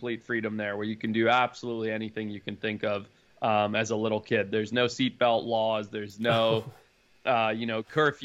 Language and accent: English; Zimbabwe; also born or lived in United States; I was born in the U.S., but I grew up in Zimbabwe.